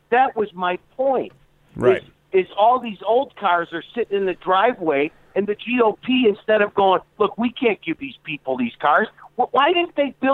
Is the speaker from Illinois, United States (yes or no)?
yes; Chicago, Illinois, United States; people don't understand me I'm from Chicago. I talk with these and them and those.